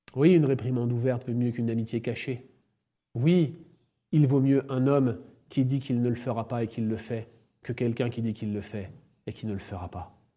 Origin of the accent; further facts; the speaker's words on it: France; en tant que Français, je suis conscient